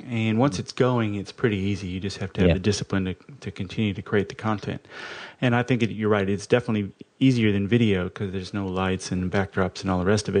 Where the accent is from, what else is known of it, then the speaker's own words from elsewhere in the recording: Australia; Whoops, I am Australian. I'm as girt by sea as anybody.